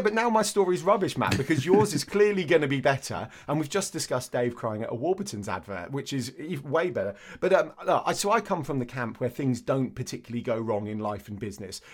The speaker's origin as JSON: {"language": "English", "town": "Andover", "region": "South East England", "country": "United Kingdom", "tie": "born or raised there", "said": "I grew up in Andover"}